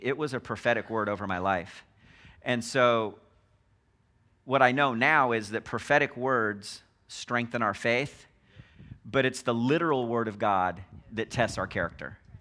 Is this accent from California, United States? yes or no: yes; Los Angeles, California, United States; born and raised in Los Angeles